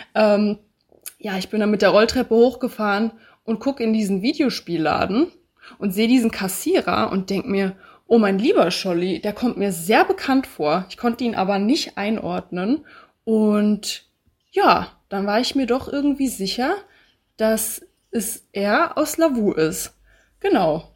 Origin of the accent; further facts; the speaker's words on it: Bad Homburg, Hesse, Germany; moved away as an adult; also born or lived in Passau; Ich komme ursprünglich aus Bad Homburg. Das ist in der Nähe von Frankfurt, also in Hessen